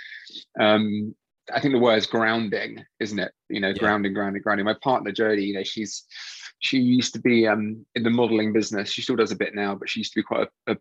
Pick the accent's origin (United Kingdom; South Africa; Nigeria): United Kingdom; Dartmoor, Devon, South West England; also born or lived in Tunbridge Wells; now in West Sussex, United Kingdom; born in Tunbridge Wells, Royal Tunbridge Wells, good old Tunbridge Wells. Haven't been back there since. And then moved like when I was basically a baby down to Devon, and then grew up like up on Dartmoor